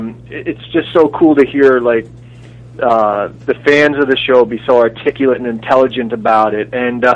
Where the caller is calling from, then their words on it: Toronto, Ontario, Canada; I'm calling from Toronto.